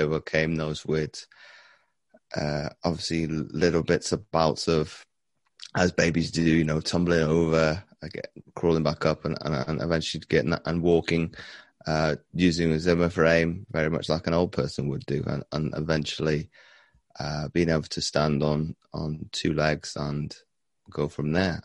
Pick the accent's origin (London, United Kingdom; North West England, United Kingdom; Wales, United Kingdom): Wales, United Kingdom; I've been growing up in, in Wales